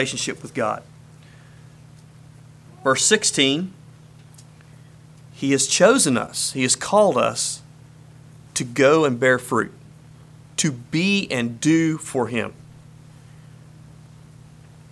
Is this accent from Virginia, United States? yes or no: yes; Harrisonburg, Virginia, United States; we're from Harrisonburg, Virginia